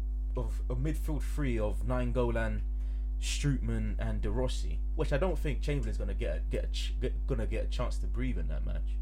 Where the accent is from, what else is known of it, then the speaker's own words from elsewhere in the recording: England, United Kingdom; because we're English